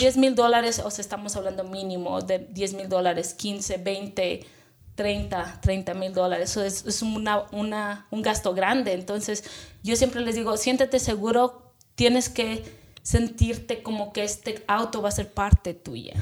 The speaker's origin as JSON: {"language": "Spanish", "region": "Chihuahua", "country": "Mexico", "moved": "as an adult", "lives_now": "United States", "said": "Yo soy originalmente de Chihuahua, México, y me vine casi a la edad de los 18 años, justamente después de que terminé"}